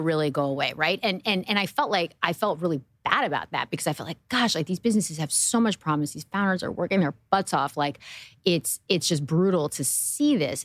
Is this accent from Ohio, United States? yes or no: no; New Jersey, United States; I grew up in New Jersey